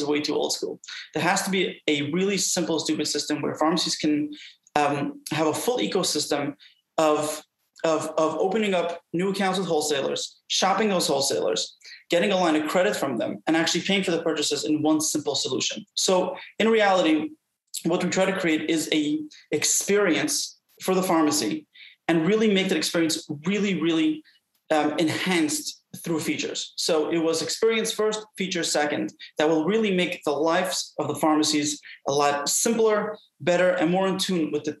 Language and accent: English; New York City, New York, United States; I was brought up in Brooklyn, New York